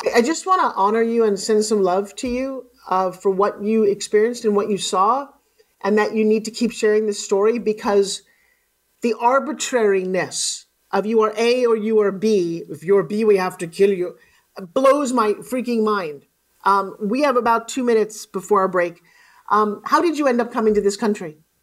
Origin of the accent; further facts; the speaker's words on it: Long Island, New York, United States; I live on the beach in Long Island.